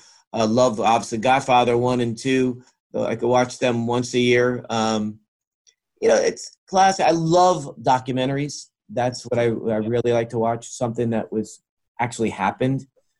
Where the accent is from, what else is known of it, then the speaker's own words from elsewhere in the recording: Greenwich, Connecticut, United States; here in my hometown of Greenwich